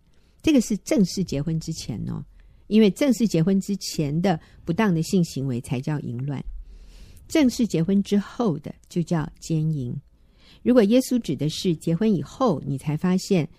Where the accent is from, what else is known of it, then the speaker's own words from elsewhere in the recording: China; 因为对于我们中国人来说，啊、呃，会中文的人